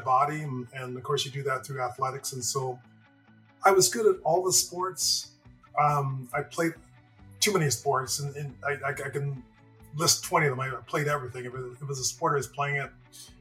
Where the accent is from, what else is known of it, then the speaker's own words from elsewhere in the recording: Toronto, Ontario, Canada; also born or lived in Montreal; I was born in Montreal, but, you know, age three or so, we moved to Toronto